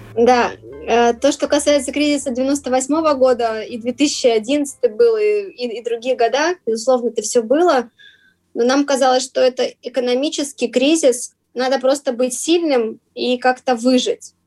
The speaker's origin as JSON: {"language": "Russian", "town": "Vladivostok", "region": "Primorsky Krai", "country": "Russia", "moved": "as an adult", "lives_now": "Prague, Czech Republic", "said": "Мы сами из Владивостока, по крайней мере, я"}